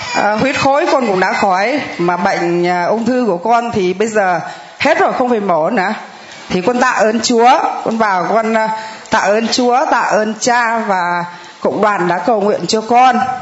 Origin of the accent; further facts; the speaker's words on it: Thanh Hóa, Vietnam; con là ngoại đạo con ờ, quê ở thanh hóa